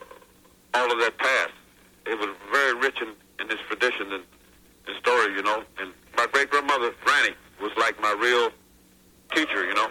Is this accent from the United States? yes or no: yes; McAlester, Oklahoma, United States; moved away; also born or lived in North Carolina; growing up in McAllister, Oklahoma, and I was born in 1946.